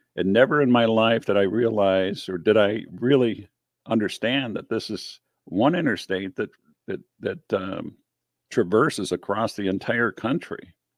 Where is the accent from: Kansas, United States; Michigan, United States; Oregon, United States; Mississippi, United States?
Michigan, United States; near Detroit, Southeast; I'm from Southeast Michigan, down um, from Detroit